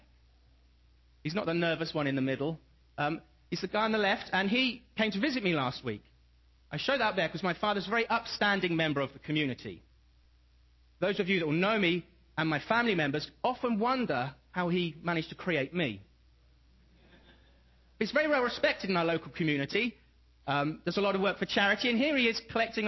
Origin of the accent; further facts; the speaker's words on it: England, United Kingdom; moved away; I come from England, and it's wet, it's not too cold, but we never get snow.